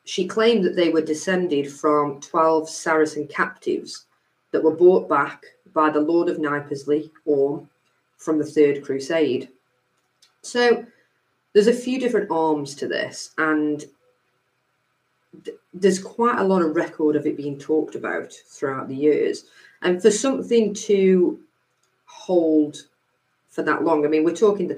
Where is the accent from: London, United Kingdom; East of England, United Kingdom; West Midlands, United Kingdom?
West Midlands, United Kingdom; Stoke-on-Trent; I grew up in Bucknell